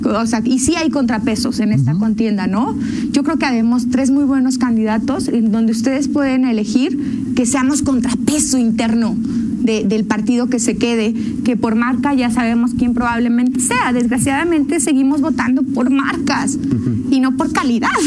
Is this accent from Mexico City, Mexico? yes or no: no; León, Guanajuato, Mexico; yo como leonesa